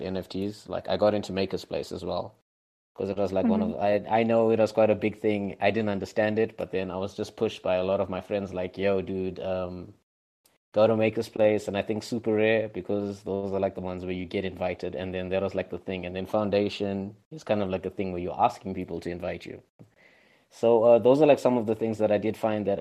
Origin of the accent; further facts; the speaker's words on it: Zimbabwe; I'm from Zimbabwe